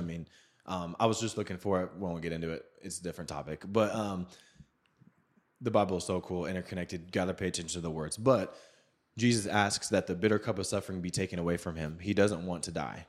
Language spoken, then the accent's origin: English; Seattle, Washington, United States; I grew up in Seattle